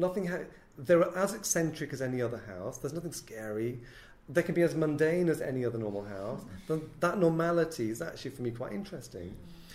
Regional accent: North West England, United Kingdom; I'm born to Muslim parents in a Pakistani household in the northwest of England, um, very working class.

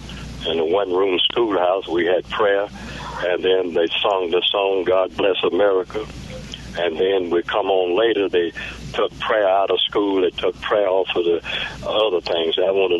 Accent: Cherokee, North Carolina, United States; now in Magnolia; I was born on the Indian Reservation in Cherokee, North Carolina.

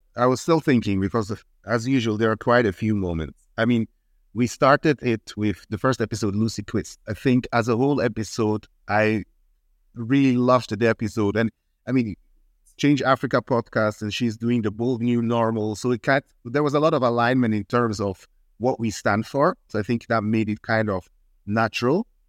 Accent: Switzerland; moved away; also born or lived in Ghana; I'm half Ghanaian, half Swiss. I mainly grew up in Switzerland

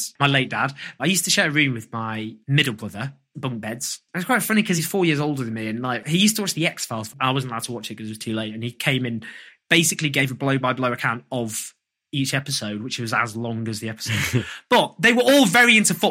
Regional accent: Stockport, North West England, United Kingdom; I grew up in Stockport

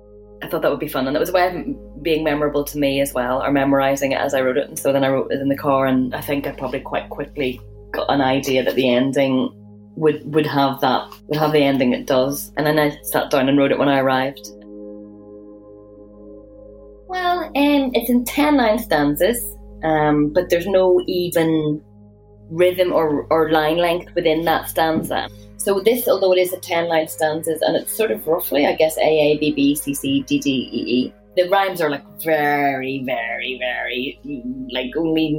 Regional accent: Northern Ireland, United Kingdom; I am a poet from Northern Ireland

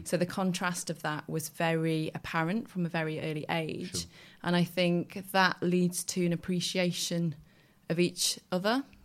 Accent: Wakefield, Yorkshire and the Humber, United Kingdom; I grew up in Wakefield. I used to come to the sculpture park as a kid

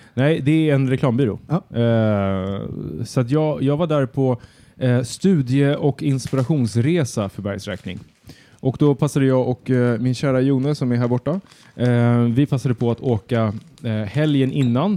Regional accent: Södertälje, Stockholm County, Sweden; När jag växte upp i Södertälje

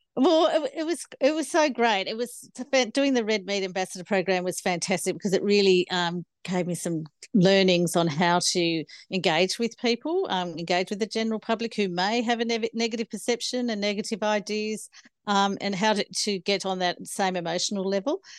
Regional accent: Cooma, New South Wales, Australia; also born or lived in Hay District; I grew up in the Snowy Mountains of the Monero near Cooma, uh, on a family farm there

